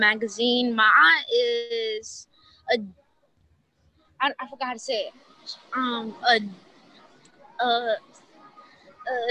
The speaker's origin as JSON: {"language": "English", "country": "Nigeria", "said": "I'm Nigerian"}